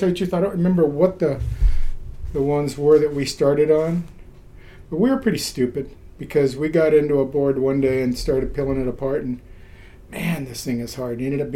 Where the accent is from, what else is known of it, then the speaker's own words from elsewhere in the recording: Paramount, California, United States; also born or lived in Ventura; I was born in Ventura and I grew up in Paramount, which is inland Lakewood, Long Beach area.